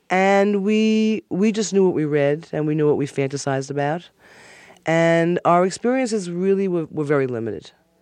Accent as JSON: {"language": "English", "town": "Levittown", "region": "New York", "country": "United States", "tie": "born or raised there", "said": "I grew up in Levittown, Long Island, on the corner of Starlight and Springtime Lane"}